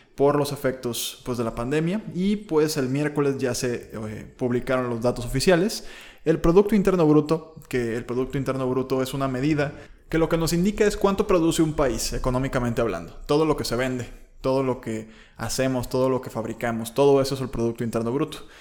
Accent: Mexico; nuestra economía como mexicanos

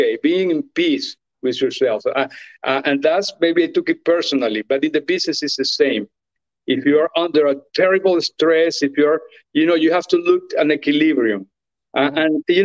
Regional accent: Venezuela; moved away as an adult; I'm from Venezuela

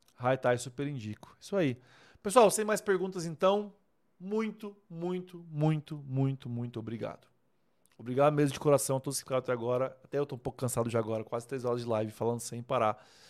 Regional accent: Vilhena, Rondônia, Brazil; moved away as an adult; also born or lived in Maringá; now in Bragança Paulista, Brazil; eu sou rondoniense. Eu nasci em Rondônia, em Vilhena, Rondônia, no ano de 85.

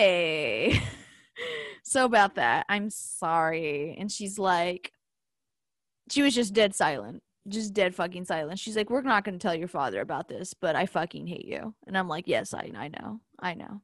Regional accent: Richmond, Virginia, United States; I'm from Richmond

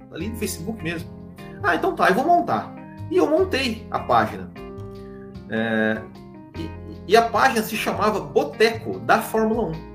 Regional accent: Mandaguari, Paraná, Brazil; also born or lived in Maringá; eu sou de Mandaguari, no Paraná

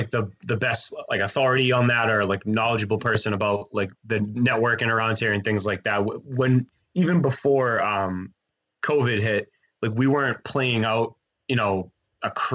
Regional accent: Saugus, Massachusetts, United States; we're from the North Shore, so we're not like we don't live like in the city. We're all from Saugus

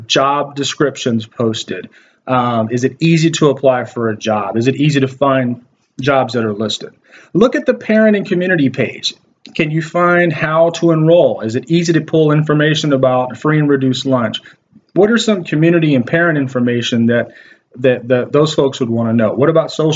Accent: Waco, Texas, United States; When I was growing up in Waco, Texas, I went to a school district called La Vega ISD

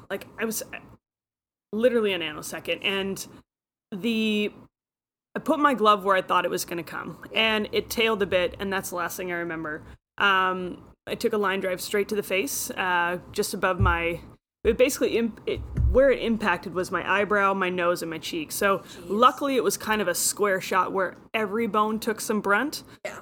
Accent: Friday Harbor, Washington, United States; I grew up in Friday Harbor, San Juan Islands, which is uh, Pacific Northwest corner of Washington

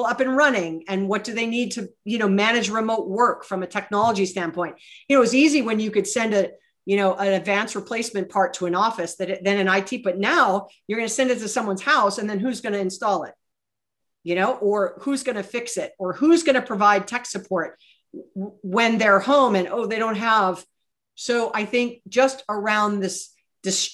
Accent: Hawaii, United States; moved away; And I was born and raised in Hawaii.

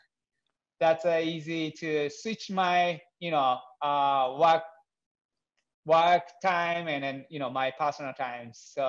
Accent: Japan; English is a second language

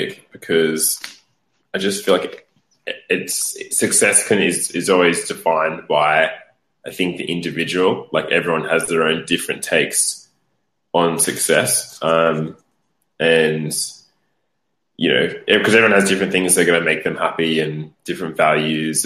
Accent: Australia; moved away; growing up in Australia

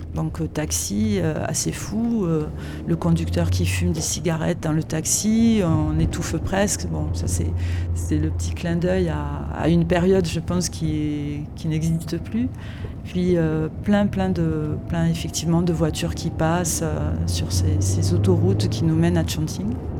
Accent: Toulouse, Occitania, France; de ma ville natale Toulouse

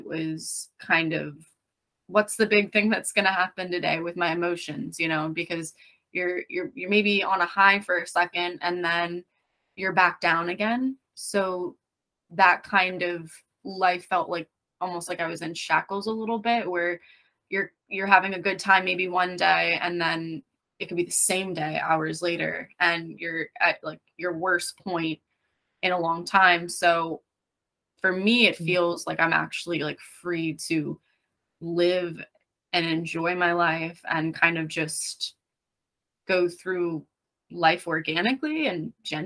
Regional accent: Lehigh Valley, Pennsylvania, United States; now in Berks County, United States; I grew up in Lehigh Valley, Pennsylvania

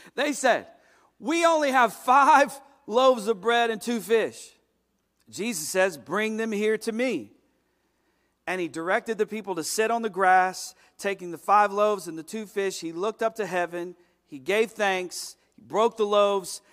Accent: United States; as an American

